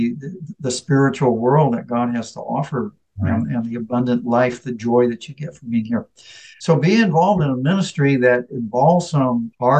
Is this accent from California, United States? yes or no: yes; San Francisco, California, United States; moved away as an adult; also born or lived in Davis / Africa; when I grew up in San Francisco to be in a very ethnically diverse neighborhood.